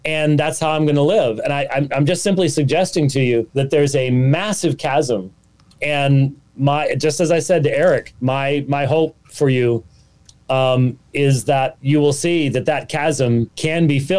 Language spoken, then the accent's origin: English; Scotland, United Kingdom; This is a Scottish claymore. I'm Scottish.